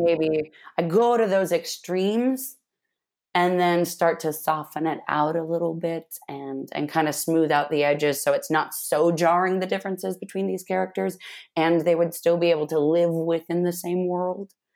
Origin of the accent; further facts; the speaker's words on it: Manson, Washington, United States; I grew up in a tiny town called Manson, Washington, in the middle of, uh, rural Washington state